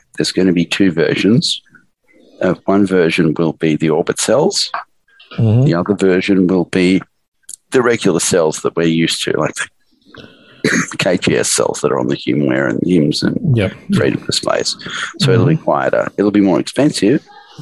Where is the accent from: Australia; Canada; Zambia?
Australia; I was from Australia